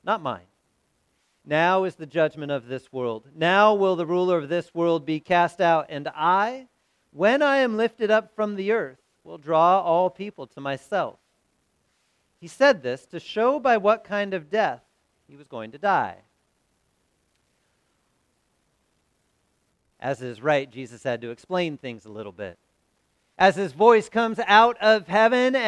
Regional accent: Southern California, United States; also born or lived in St. Louis; Growing up in Southern California

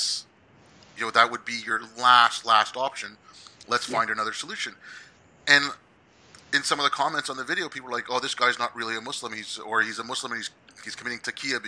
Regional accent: Hyderabad, Telangana, India; I grew up in Hyderabad, or I was born in Hyderabad in India.

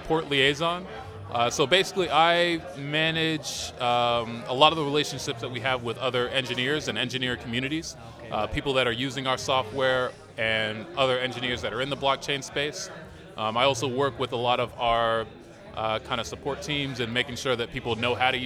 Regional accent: Massachusetts, United States; moved away as an adult; also born or lived in Austin, Texas; now in Berlin, Germany; I'm from Massachusetts. I was born in Massachusetts.

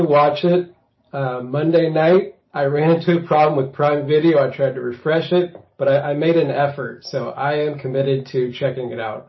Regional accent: Beaverton, Oregon, United States; So I currently reside in Beaverton, Oregon. I grew up in Beaverton, Oregon. So I've got a little local intel here.

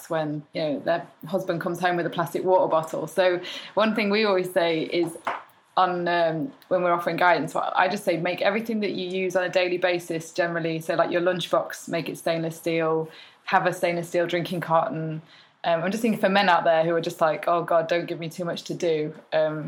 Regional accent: Cheshire, North West England, United Kingdom; moved away; My hometown, where it's back in Cheshire, everyone's bald

